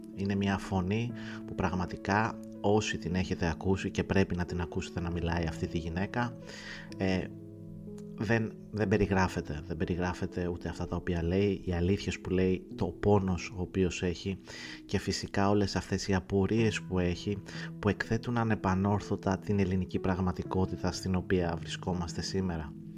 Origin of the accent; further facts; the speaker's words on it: Greece; ως Έλληνας